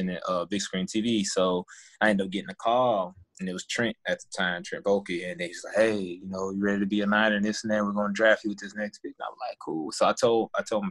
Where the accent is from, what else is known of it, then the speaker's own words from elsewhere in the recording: the South, United States; I'm from the South